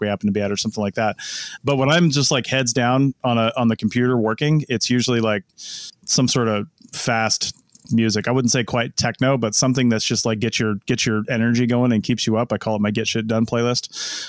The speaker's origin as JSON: {"language": "English", "town": "Seattle", "region": "Washington", "country": "United States", "said": "I'm from the Seattle area"}